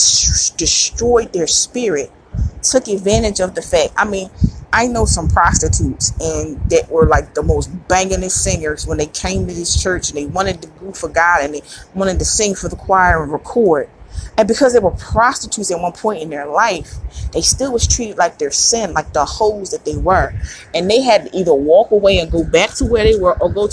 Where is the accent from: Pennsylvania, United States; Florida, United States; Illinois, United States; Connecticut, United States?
Pennsylvania, United States; Philadelphia; me being a Philadelphian